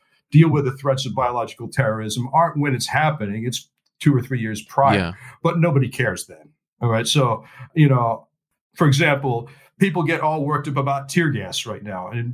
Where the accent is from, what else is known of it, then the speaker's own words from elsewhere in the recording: United States; now in London, United Kingdom; I'm actually an American, dual citizen now. I live in London